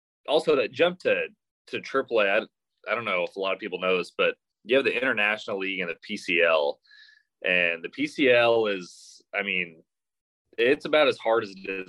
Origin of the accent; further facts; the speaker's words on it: Oklahoma, United States; now in Arkansas, United States; I'm from Oklahoma